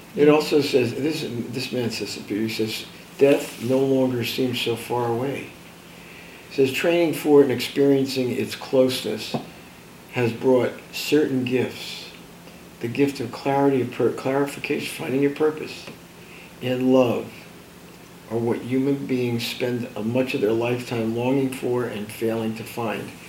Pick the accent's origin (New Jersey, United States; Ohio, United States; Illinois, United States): New Jersey, United States; born or raised there